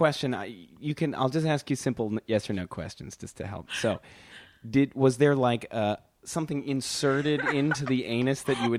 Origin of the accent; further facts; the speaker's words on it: Wisconsin, United States; I'm from Wisconsin.